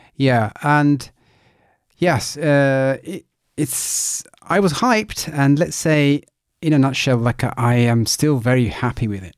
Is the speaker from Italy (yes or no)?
yes; Italy; moved away; I am originally from Italy